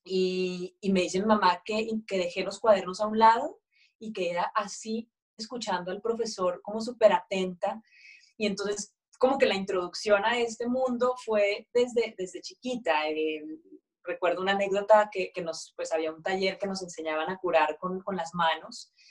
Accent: Mexico; Nos íbamos a, pues esto en México, ¿no? Yo soy mexicana, aunque el acento no sé

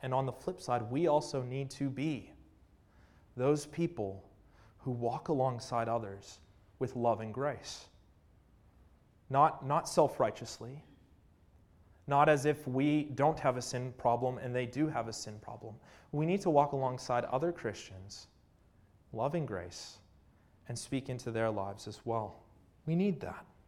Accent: Canada; I'm from Canada

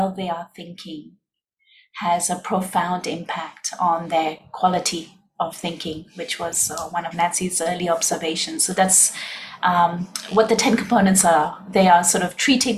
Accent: Hong Kong; moved away as an adult; also born or lived in India; now in Singapore; we were both born and raised in Hong Kong.

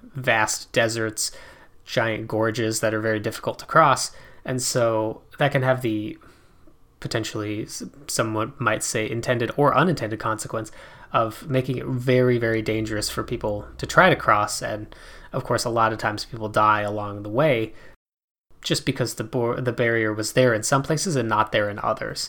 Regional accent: South Dakota, United States; I grew up in South Dakota

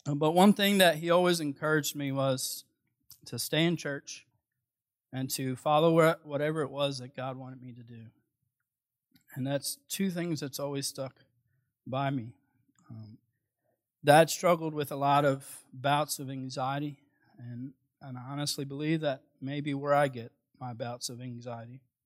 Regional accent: Philadelphia, Pennsylvania, United States; moved away; I'm originally from Philadelphia

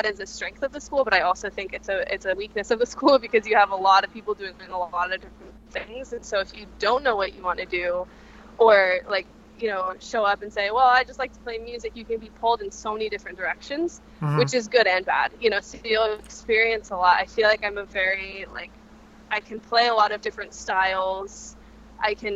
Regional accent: Santa Barbara, California, United States; moved away; I'm from California, I'm from Santa Barbara, which is a small town with virtually no music scene.

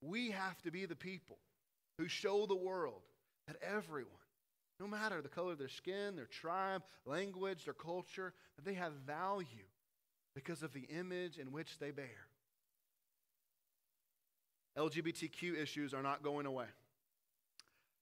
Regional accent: the South, United States; Growing up in the South, you think that everyone should like bluegrass music, biscuits and gravy, and drink sweet tea

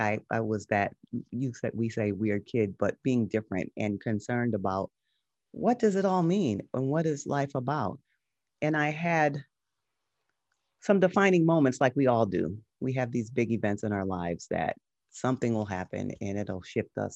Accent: Connecticut, United States; now in Los Angeles, United States; I live in Los Angeles now, but I grew up in Connecticut in a small mid-sized city

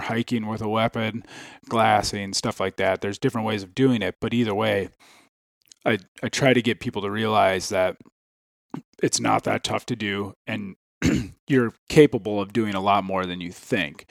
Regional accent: Ham Lake, Minnesota, United States; I am from Ham Lake, Minnesota. Um, I grew up hunting just through, you know, growing up around my dad and, and brothers

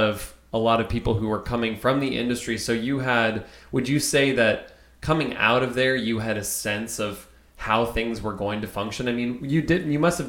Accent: outside of Philadelphia, Pennsylvania, United States; Now I grew up right outside of Philadelphia

